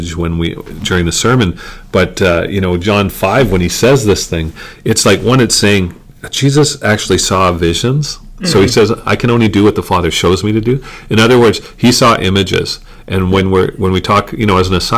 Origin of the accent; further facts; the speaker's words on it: Regina, Saskatchewan, Canada; I grew up in Regina at Rosewood, and now I minister at Living Hope on this side of the city